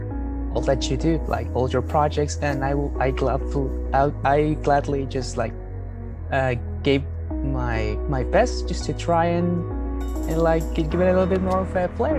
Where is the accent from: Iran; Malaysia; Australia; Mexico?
Mexico; I mean, I am from Mexico, like just very far away from where you live.